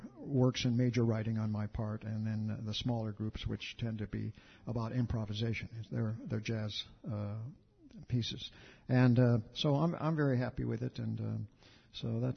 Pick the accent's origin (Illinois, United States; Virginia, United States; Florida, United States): Illinois, United States; Champaign; We're from Champaign, Illinois, halfway down Illinois, the state there